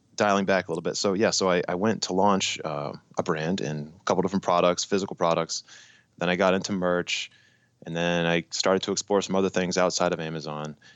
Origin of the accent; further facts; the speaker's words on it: Massachusetts, United States; I'm from Massachusetts.